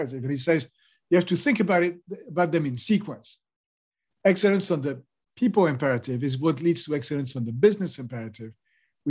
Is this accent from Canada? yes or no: no; France; So I grew up in France